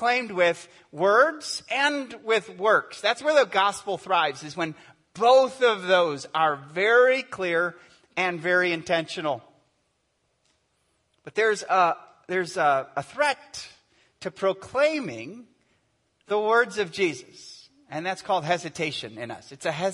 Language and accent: English; United States; I'm an American. We ask what's on our minds, right?